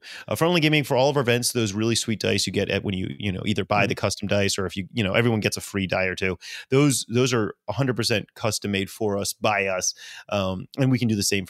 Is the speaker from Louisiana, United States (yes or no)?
yes; Louisiana, United States; I am born and raised in Louisiana, and I like my sweet tea.